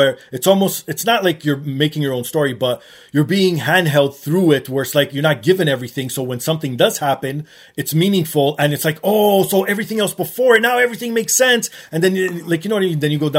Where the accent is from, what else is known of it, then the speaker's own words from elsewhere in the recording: Canada; I'm a Canadian